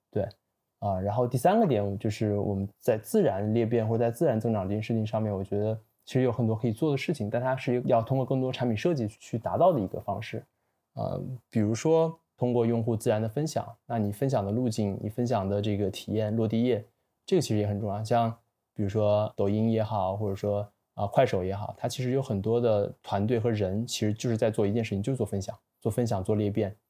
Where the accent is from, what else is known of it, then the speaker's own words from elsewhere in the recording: China; 我自己可能在中国长大学习